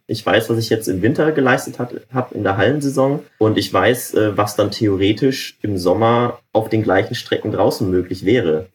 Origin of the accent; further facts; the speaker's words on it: North Rhine-Westphalia, Germany; moved away; ich komme ja auch ursprünglich aus Nordrhein-Westfalen